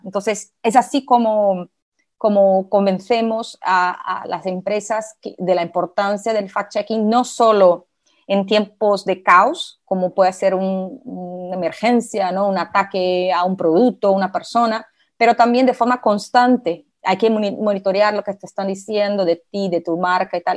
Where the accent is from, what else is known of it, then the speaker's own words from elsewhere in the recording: Brazil; accent: portuñol; Spanish is a second language; soy brasileña, tengo un poquito de portuñol, a veces me sale alguna palabrita que otra en portugués.